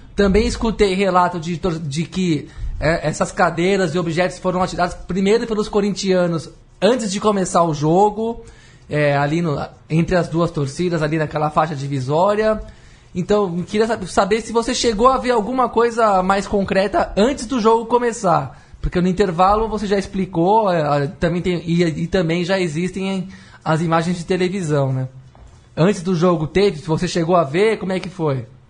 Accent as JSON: {"language": "Portuguese", "country": "Brazil", "said": "Eu, como brasileiro"}